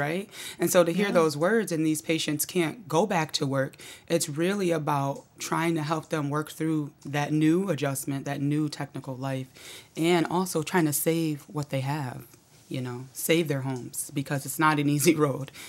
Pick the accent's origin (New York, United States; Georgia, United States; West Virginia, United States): New York, United States; Auburn; moved away as an adult; now in Syracuse, United States; I grew up in Auburn